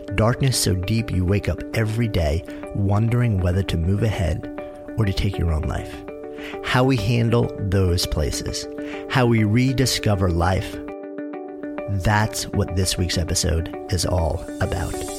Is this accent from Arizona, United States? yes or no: no; New York, United States; I'm a New Yorker